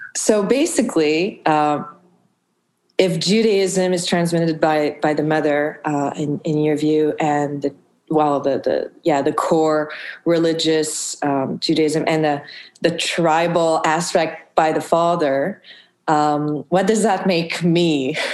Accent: Montreal, Quebec, Canada; I grew up in Montreal

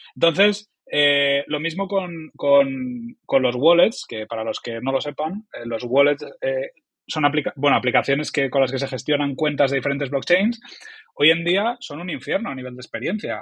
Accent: Oviedo, Asturias, Spain; soy un humilde trabajador del mundo digital eh, de, que viene de Asturias, de Oviedo

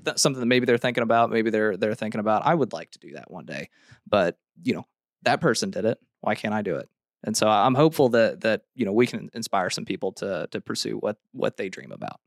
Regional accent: Hannibal, Missouri, United States; I grew up in Hannibal, Missouri

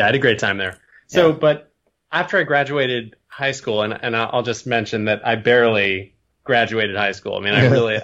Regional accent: Burlington, Vermont, United States; also born or lived in Ohio; I was born in Ohio, but my parents split up when I was pretty young. And so when I was 5, I moved up to Burlington, Vermont, which is where I went to school, like all through public school.

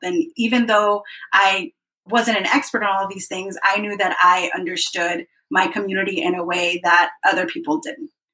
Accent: Dallas, Texas, United States; I came to this country when I was six years old as an undocumented kid. I grew up in Dallas and which was great. Dallas, Texas is my hometown

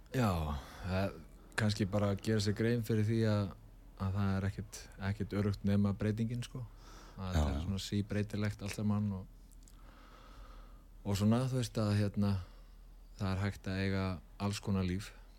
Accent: Reykjavík, Capital Region, Iceland; Reykjavíkingur í húð og hár og holst upp í Breðolti

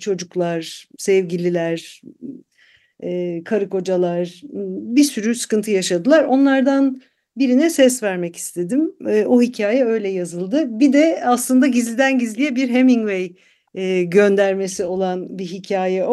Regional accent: Istanbul, Turkey; moved away as an adult; now in Germany; İstanbulluyum ben

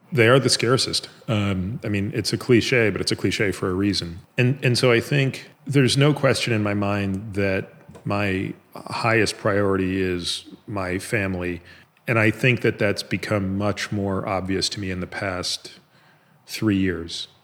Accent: Canada; moved away as an adult; now in United States; I grew up in Canada

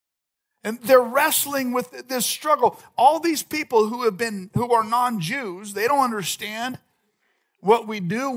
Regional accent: Visalia, California, United States; moved away as an adult; also born or lived in Orange County / Madera Ranchos; now in Madera, United States; my wife and I grew up in Visalia

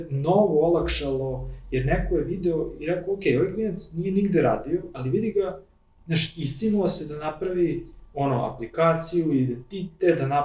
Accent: Serbia; ja sam taj, taj iz Srbije

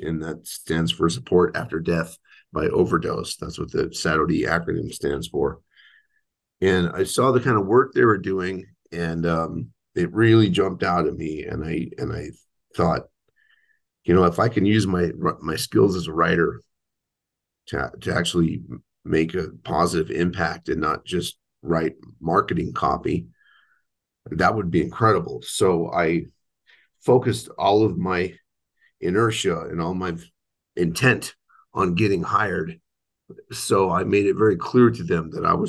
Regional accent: Albuquerque, New Mexico, United States; I was raised in Albuquerque, New Mexico, in a parish called Our Lady of Fatima Parish.

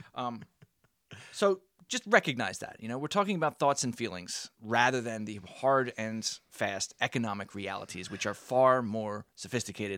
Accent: United States; we as the American, uh, population

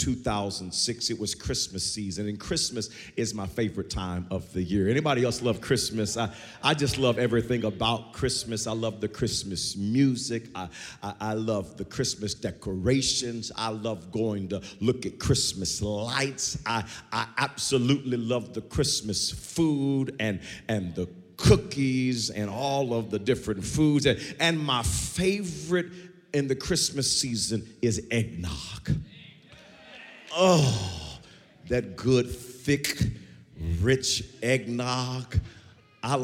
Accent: Wewoka, Oklahoma, United States; growing up in Wewoka

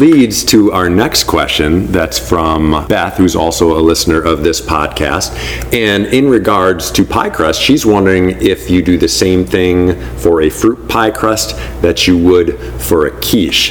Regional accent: Milwaukee, Wisconsin, United States; accent: Milwaukee; my Milwaukee accent

